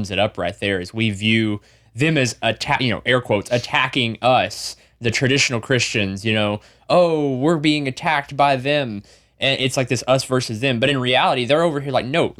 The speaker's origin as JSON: {"language": "English", "region": "the South", "country": "United States", "said": "we're from the South"}